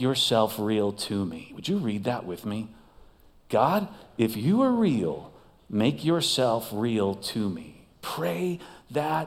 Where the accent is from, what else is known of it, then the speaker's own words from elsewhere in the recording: Las Vegas, Nevada, United States; I am from Las Vegas